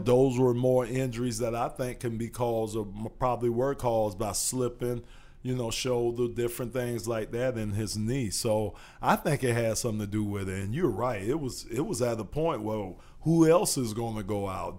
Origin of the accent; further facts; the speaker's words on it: Miami, Florida, United States; also born or lived in Arizona; I'm from Miami